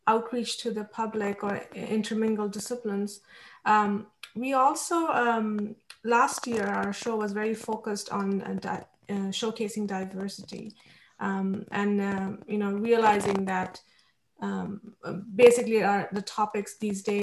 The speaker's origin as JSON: {"language": "English", "country": "India", "tie": "born or raised there", "moved": "yes", "said": "I grew up in India"}